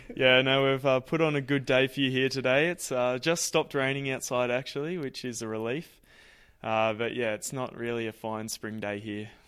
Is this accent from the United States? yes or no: no; Ballarat, Victoria, Australia; being my hometown